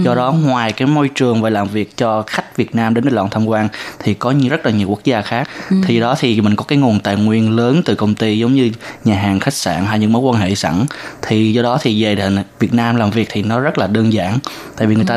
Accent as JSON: {"language": "Vietnamese", "region": "Tây Ninh", "country": "Vietnam", "tie": "born or raised there", "moved": "as an adult", "lives_now": "Taiwan", "said": "2 tuần 3 tuần mới có cái cái cái dịp mình trở về quê"}